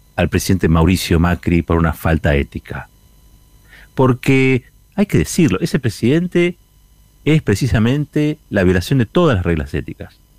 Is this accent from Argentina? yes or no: yes; Argentina; como argentino